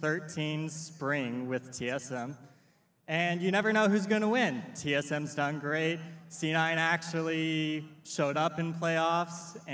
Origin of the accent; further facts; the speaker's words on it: Fort Collins, Colorado, United States; I'm from Fort Collins, Colorado.